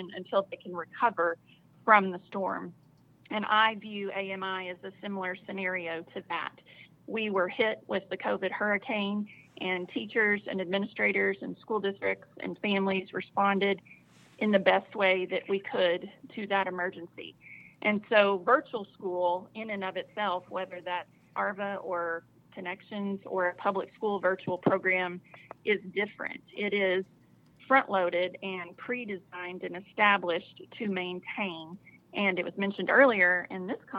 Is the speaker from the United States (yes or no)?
yes; Southeast Texas, United States; now in Arkansas, United States; I grew up in Southeast Texas